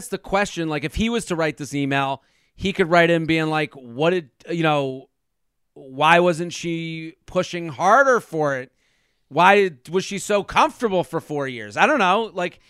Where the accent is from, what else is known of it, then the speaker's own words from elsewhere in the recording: Boston, Massachusetts, United States; well, I'm from Boston, and we give it extra time.